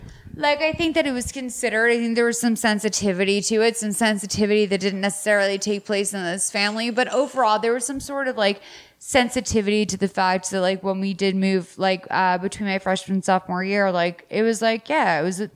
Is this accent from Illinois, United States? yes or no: no; Lexington, Massachusetts, United States; I'm from Lexington, Massachusetts.